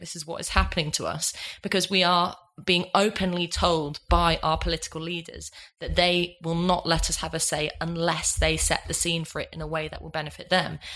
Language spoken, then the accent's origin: English; Ireland; I'm Irish